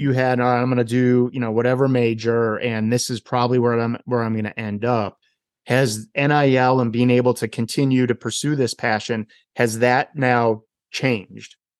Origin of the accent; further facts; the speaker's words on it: Wisconsin, United States; my home state of Wisconsin